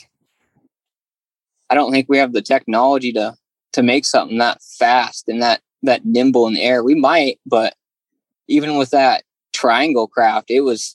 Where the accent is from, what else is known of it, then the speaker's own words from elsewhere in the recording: Willamette Valley, Oregon, United States; I grew up in the Willamette Valley area